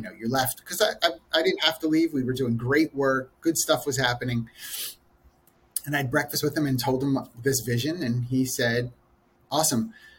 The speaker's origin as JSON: {"language": "English", "town": "Philadelphia", "region": "Pennsylvania", "country": "United States", "said": "I am originally from the Philadelphia area"}